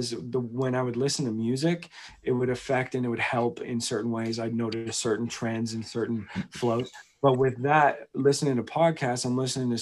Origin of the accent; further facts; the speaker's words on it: Victoria, British Columbia, Canada; now in Calgary, Canada; I grew up in Victoria.